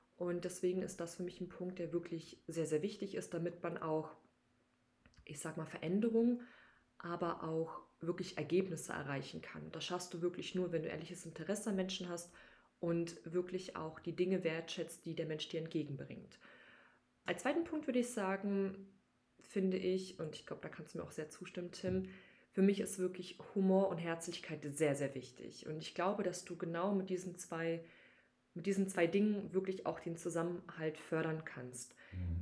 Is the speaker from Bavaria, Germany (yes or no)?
no; Berlin, Germany; nicht in Berlin geboren, aber aufgewachsen. Deshalb würde ich schon sagen, dass Berlin auf jeden Fall meine Heimatstadt ist